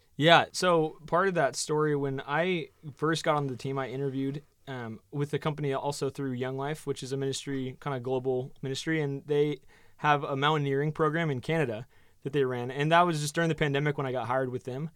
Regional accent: Oregon, United States; moved away as an adult; also born or lived in New Zealand; now in Phoenix, United States; I was from Oregon originally, so I kind of grew up in the outdoors

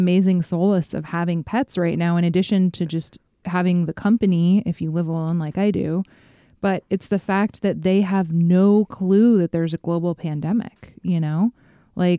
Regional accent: Fairbanks, Alaska, United States; moved away; my hometown of Fairbanks, Alaska

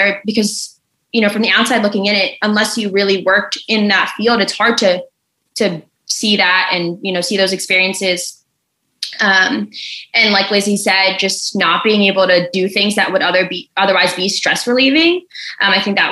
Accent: New Jersey, United States; now in Baltimore, United States; I'm from New Jersey

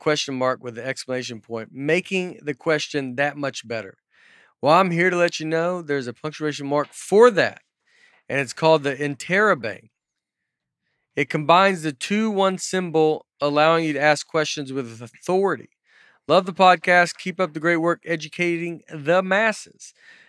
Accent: Northern US, United States; accent: northern; My first day, she asked my name, and I said, … is my northern, in my northern accent.

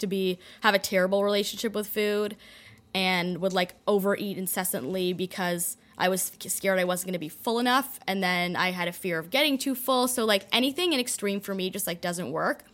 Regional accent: Toronto, Ontario, Canada; moved away as an adult; also born or lived in London, Ontario / Detroit, Michigan; I grew up in a in Toronto in a community where everyone kind of go, follows a similar path

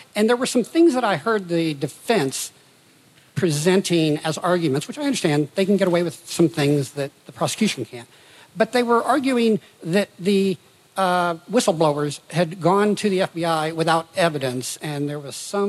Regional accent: Indiana, United States; now in Austin, United States; I'm here from Austin, Texas. I grew up in Indiana, not quite Chicago.

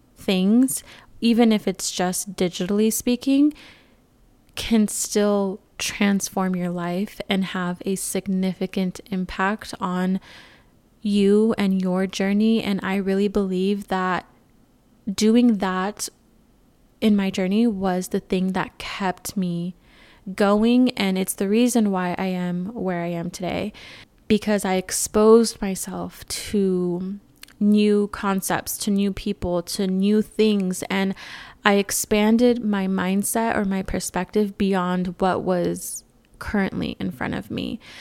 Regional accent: California, United States; moved away as an adult; now in Arizona, United States; I moved out of California, which is my home state

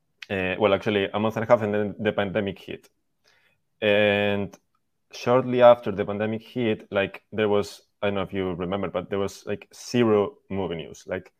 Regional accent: Spain; accent: Spanish; English is a second language; moved away; also born or lived in California; I'm from Spain.

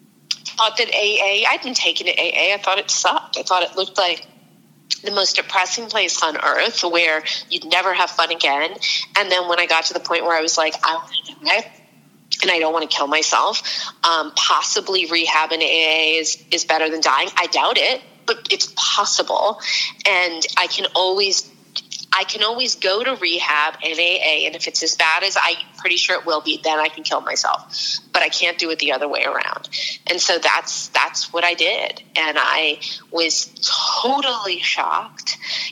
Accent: California, United States; Marin County up north.

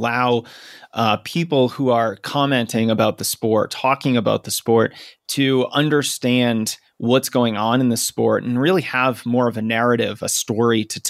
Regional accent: outside of Boston, Massachusetts, United States; I grew up outside of Boston

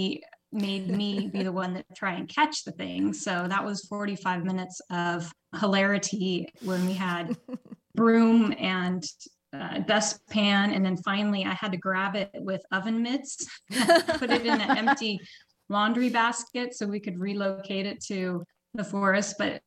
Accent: Portland, Oregon, United States; moved away as an adult; now in Vicenza, Italy; I'm from Portland, Oregon

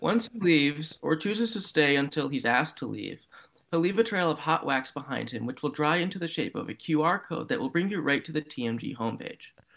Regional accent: Cleveland, Ohio, United States; my hometown, the Guardians

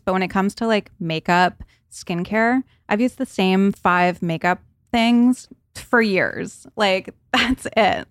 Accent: New England, United States; I grew up in New England where it was cold during the winters

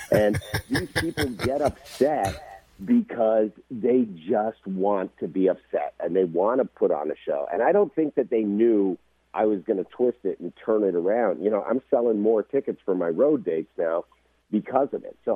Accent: Canada; now in United States; I moved here from Canada ten years ago, so right. I'm a, I'm a legal immigrant. I just became an American citizen on March the 18th

